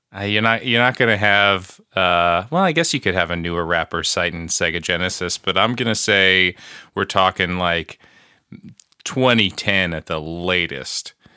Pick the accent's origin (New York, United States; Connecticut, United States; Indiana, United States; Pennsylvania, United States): New York, United States; Long Island; my hometown and, like, our highway